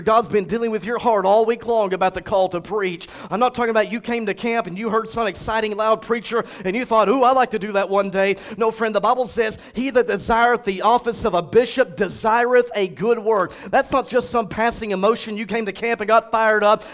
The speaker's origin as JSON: {"language": "English", "town": "Cleburne", "region": "Texas", "country": "United States", "tie": "born or raised there", "said": "my church that I was raised in in Cleburne, Texas, seven and a half hours from here"}